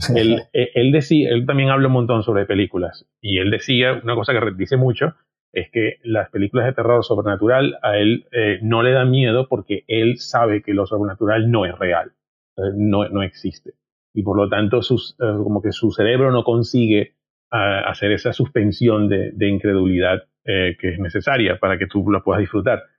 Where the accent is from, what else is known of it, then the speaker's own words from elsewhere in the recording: Venezuela; moved away as an adult; also born or lived in Pamplona, Spain; me fui de Venezuela, que me fui a, vivir a España